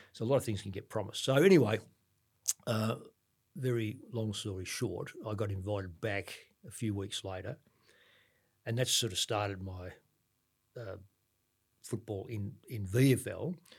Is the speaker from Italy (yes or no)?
no; Ballarat, Victoria, Australia; I'm from Ballarat